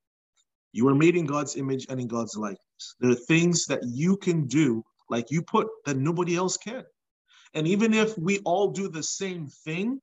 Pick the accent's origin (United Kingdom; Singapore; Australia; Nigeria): Nigeria; moved away as an adult; now in United States; So I was born in Nigeria, but when I was just before I turned two, my family moved to the United States. We lived here for about 7 years, and we went back to Nigeria